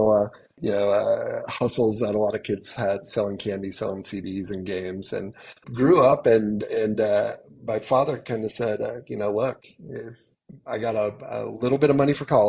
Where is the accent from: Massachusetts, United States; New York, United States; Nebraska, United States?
Nebraska, United States; Lincoln; I grew up in Lincoln, Nebraska, in Shamrock Mobile Home Park.